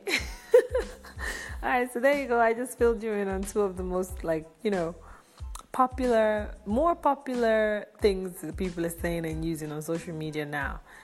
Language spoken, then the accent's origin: English; Nigeria; I'm from Nigeria.